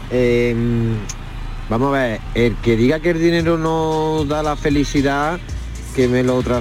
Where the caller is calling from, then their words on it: Seville, Andalusia, Spain; Buenas tardes … de Sevilla.